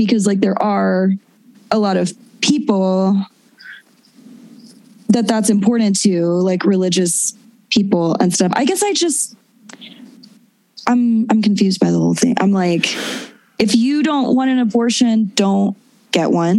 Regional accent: Texas, United States; moved away as an adult; also born or lived in Austin, Texas; now in Los Angeles, United States; I'm a Texan. I love Texas. It's my home.

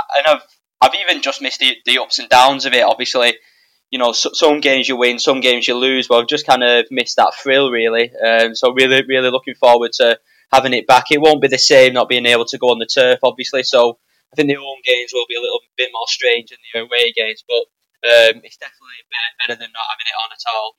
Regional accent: Wigan, North West England, United Kingdom; I'm not from Burnley, from Wigan

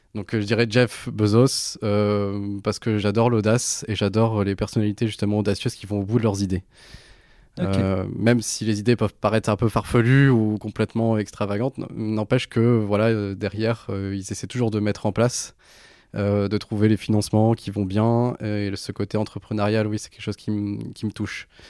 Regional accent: Béthune, Hauts-de-France, France; now in Lille, France; j'ai grandi dans le Pas-de-Calais, à Béthune.

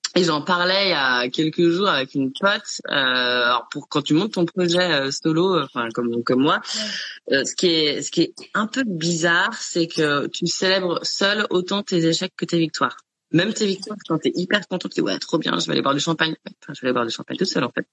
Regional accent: Chamonix, Auvergne-Rhône-Alpes, France; moved away; dans un chalet, dans vers vers Chamonix, enfin là, là d'où je viens

